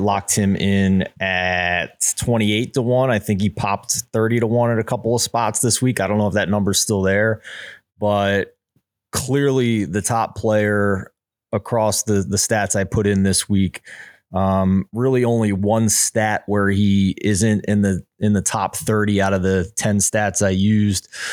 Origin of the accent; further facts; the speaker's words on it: Philadelphia, Pennsylvania, United States; I'm from Philadelphia